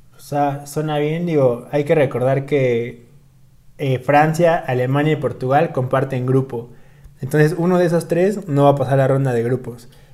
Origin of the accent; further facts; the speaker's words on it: Mexico; como mexicanos